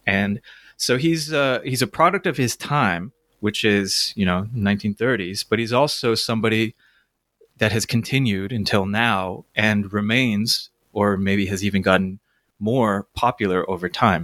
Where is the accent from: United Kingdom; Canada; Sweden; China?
Canada; Toronto, Ontario; I grew up in Toronto